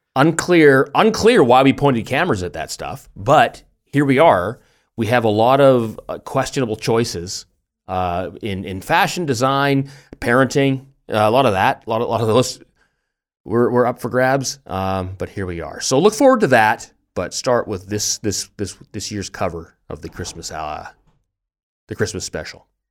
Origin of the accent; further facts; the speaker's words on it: Canada; also born or lived in Germany; now in Tübingen, Germany; we're Canadian